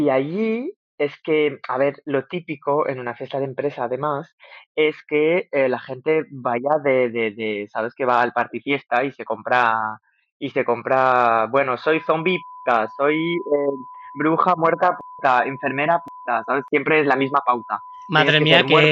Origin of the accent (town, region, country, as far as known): Algeria; moved away